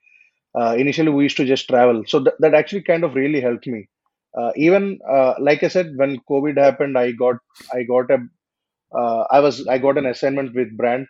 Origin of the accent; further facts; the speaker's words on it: India; my hometown and its surroundings